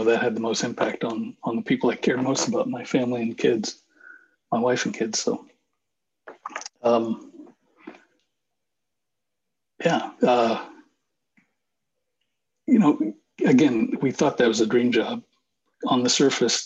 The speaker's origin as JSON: {"language": "English", "town": "Bath", "region": "Maine", "country": "United States", "tie": "born or raised there", "moved": "as an adult", "lives_now": "Nashville, United States", "said": "my hometown, which was where we live in Bath, Maine"}